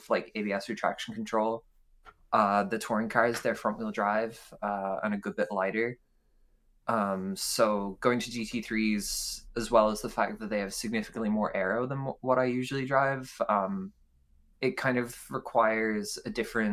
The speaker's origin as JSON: {"language": "English", "country": "Ireland", "said": "I am from Ireland. I am the token Irish one in Priz."}